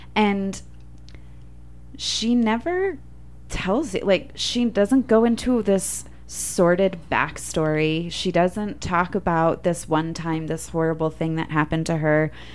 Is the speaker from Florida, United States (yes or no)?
yes; Orlando, Florida, United States; I also grew up in Orlando, Florida